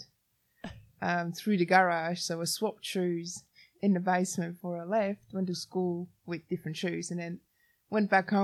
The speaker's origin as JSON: {"language": "English", "country": "Switzerland", "tie": "born or raised there", "said": "I grew up in Switzerland"}